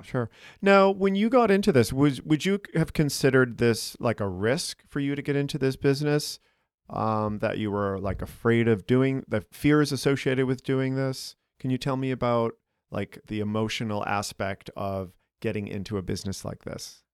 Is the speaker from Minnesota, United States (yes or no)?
no; Boston, Massachusetts, United States; now in Chicago, United States; I'm from Boston